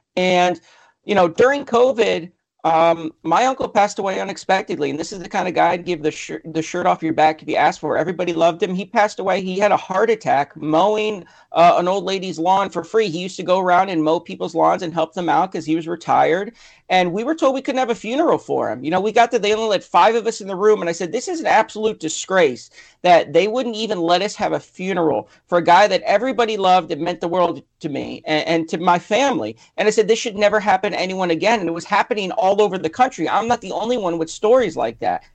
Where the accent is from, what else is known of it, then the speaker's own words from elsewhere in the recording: Connecticut, United States; moved away as an adult; now in California, United States; I'm actually originally from Connecticut